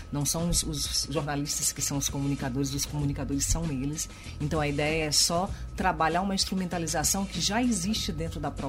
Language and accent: Portuguese; Maranhão, Brazil; porque a gente é brasileira, a gente é maranhense, né?